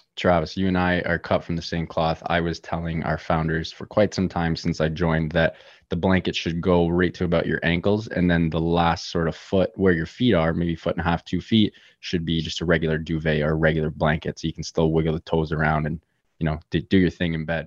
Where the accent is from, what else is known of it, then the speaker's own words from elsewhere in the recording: Toronto, Ontario, Canada; Born and raised in lovely Toronto, Canada